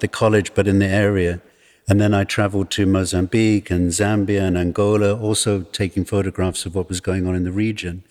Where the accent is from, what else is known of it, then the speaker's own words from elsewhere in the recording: England, United Kingdom; also born or lived in Johannesburg, South Africa; now in South Africa; being born here and growing up in exile